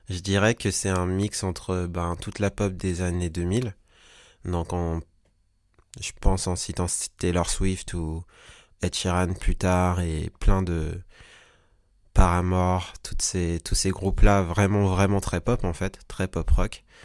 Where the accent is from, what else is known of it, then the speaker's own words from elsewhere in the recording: French Guiana, France; now in Paris, France; Je suis un artiste, un singer-songwriter. Je viens de Paris. Même si à la base, je viens de Guyane, mais ça fait suffisamment longtemps que je suis à Paris et j'ai démarré à Paris.